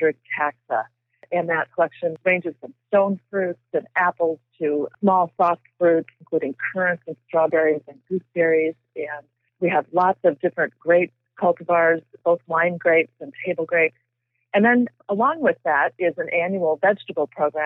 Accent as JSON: {"language": "English", "town": "Edina", "region": "Minnesota", "country": "United States", "tie": "born or raised there", "also_born_or_lived": "Forest City, Minnesota", "moved": "yes", "lives_now": "Glencoe, Illinois, United States", "said": "I grew up in Edina, and I went to Gustavus Adolphus"}